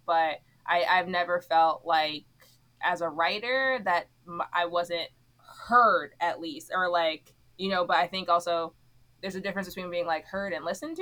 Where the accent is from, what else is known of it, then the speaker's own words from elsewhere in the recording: Miami, Florida, United States; moved away as an adult; also born or lived in Philadelphia, Pennsylvania; I'm from Miami, Florida